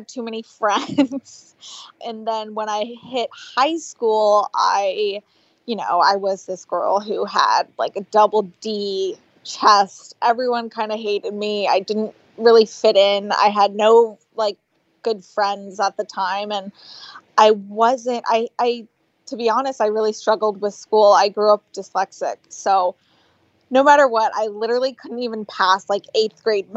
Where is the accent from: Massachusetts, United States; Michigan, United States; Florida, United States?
Florida, United States; moved away as an adult; also born or lived in Bahamas; now in Los Angeles, United States; I grew up in Florida.